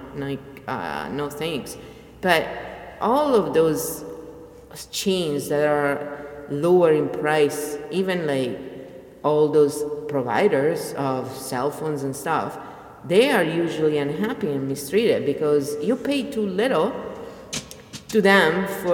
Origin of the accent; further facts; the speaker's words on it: Italy; I come from Italy